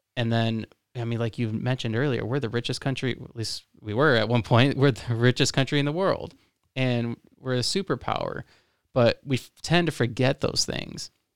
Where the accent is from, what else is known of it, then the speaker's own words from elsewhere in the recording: Florida, United States; now in Lansing, United States; I'm from Florida